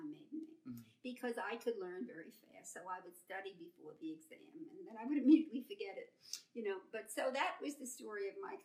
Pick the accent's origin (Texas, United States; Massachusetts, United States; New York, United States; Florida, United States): New York, United States; New York City; I grew up in Brooklyn